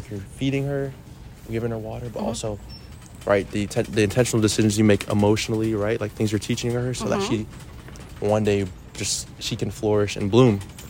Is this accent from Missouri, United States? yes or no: no; Rockville, Maryland, United States